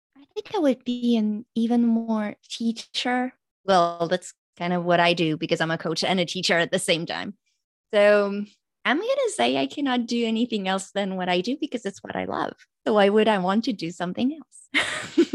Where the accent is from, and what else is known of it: France; first language French; English is a second language